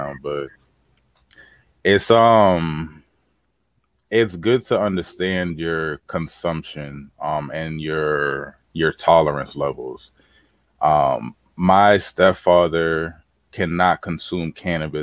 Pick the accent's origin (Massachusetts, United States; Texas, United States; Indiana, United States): Massachusetts, United States; Boston; as a teenager growing up in Boston